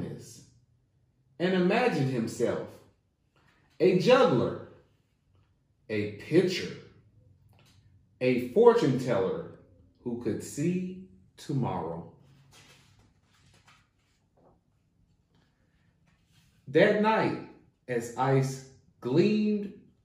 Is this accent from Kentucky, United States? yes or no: yes; Hopkinsville, Kentucky, United States; now in Lexington, United States; I am located here in Lexington, Kentucky, and I am originally from Hopkinsville, Kentucky, which is the western part of Kentucky